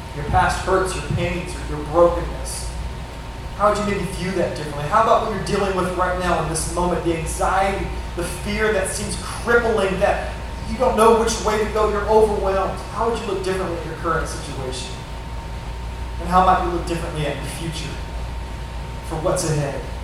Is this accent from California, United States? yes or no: yes; Northern California, United States; moved away as an adult; now in Orange County, United States; we're from Northern California